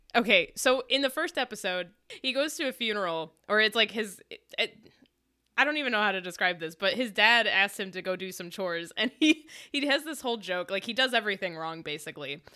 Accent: Michigan, United States; I'm from Michigan

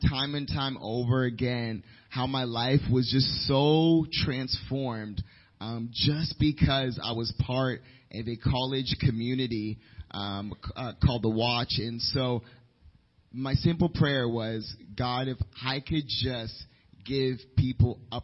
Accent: Washington, District of Columbia, United States; moved away as an adult; also born or lived in Nairobi, Kenya; now in Lynchburg, United States; I'm from the Washington D.C. area

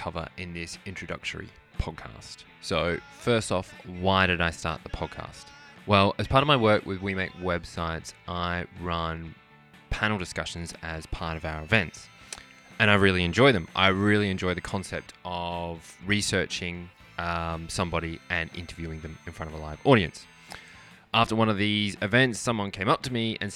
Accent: Australia; moved away as an adult; So I'm half Australian, half Irish. I grew up in Australia

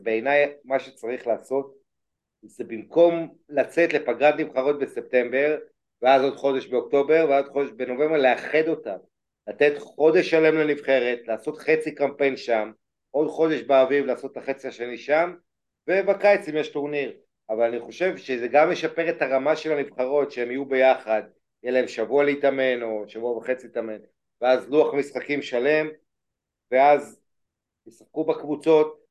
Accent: Israel

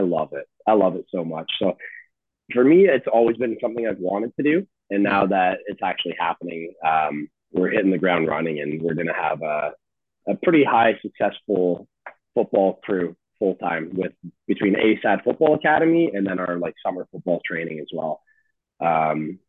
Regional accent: London, Ontario, Canada; I grew up on Strand Street in London, Ontario

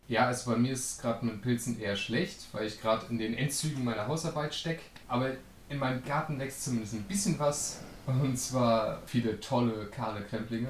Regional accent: Northern Germany, Germany; ich komme aus dem Norden.

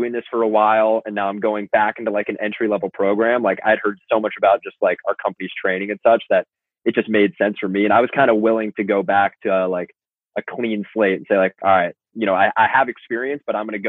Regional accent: Los Angeles, California, United States; moved away as an adult; now in New Jersey, United States; I'm from Los Angeles

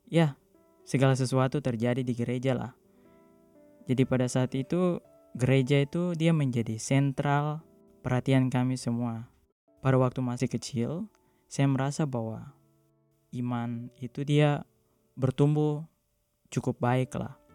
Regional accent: Timika, Central Papua, Indonesia; moved away; also born or lived in Southeast Maluku; Maluku, tepatnya Maluku Tenggara. Namun saya grow up di uh, Papua, di Timika. Dan saya beragama Katolik Roma.

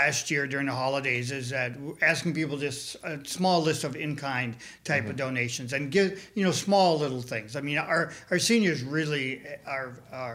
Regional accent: Minneapolis, Minnesota, United States; moved away as an adult; also born or lived in Texas; now in Michigan, United States; I grew up in Minneapolis

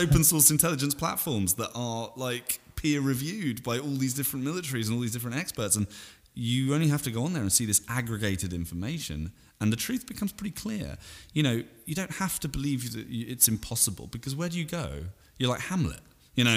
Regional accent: Salisbury, South West England, United Kingdom; also born or lived in Vancouver, Canada; my hometown in Britain, Salisbury

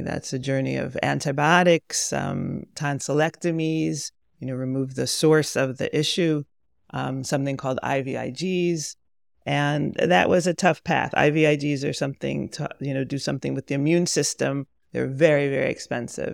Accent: Pomona, New York, United States; moved away as an adult; also born or lived in Monsey, New York / Berkeley, California; I was raised in Pomona

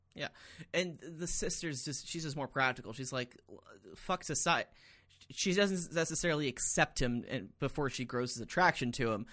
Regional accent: Atlanta, Georgia, United States; I grew up in Atlanta

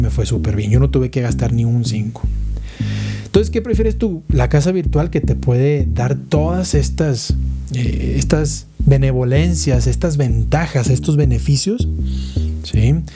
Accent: Monterrey, Nuevo León, Mexico; moved away as an adult; now in Mexico City, Mexico; yo soy de Monterrey, me viene para, para Ciudad de México

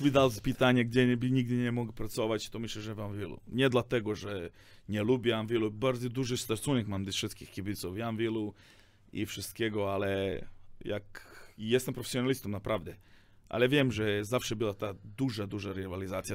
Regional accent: Serbia; Polish is a second language; now in Poland; ja jestem ze Serbii

